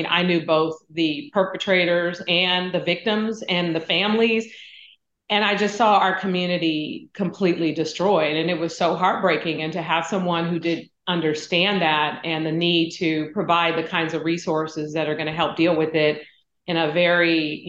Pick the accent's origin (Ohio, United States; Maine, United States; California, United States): California, United States; San Francisco; when I was growing up in San Francisco in public housing, my grandmother was raising me